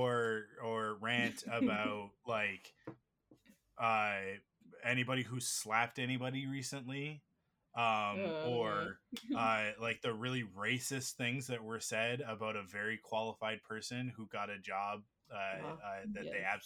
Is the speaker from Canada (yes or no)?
yes; Canada; we're Canadian